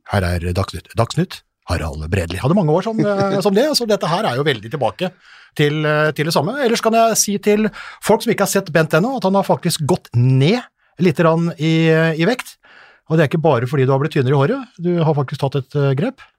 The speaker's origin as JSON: {"language": "Norwegian", "town": "Hamar", "region": "Innlandet", "country": "Norway", "tie": "born or raised there", "also_born_or_lived": "Eide, Nordmøre / Ullern, Oslo", "moved": "yes", "lives_now": "Oslo, Norway", "said": "Jeg er fra Eide på Nordmøre. Ble evakuert til Hamar i eh, tidlig alder."}